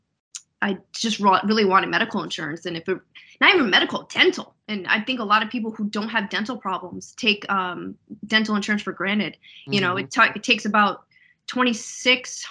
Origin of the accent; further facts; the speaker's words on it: Enfield, Connecticut, United States; moved away as an adult; also born or lived in Florida; now in Virginia, United States; my hometown of Enfield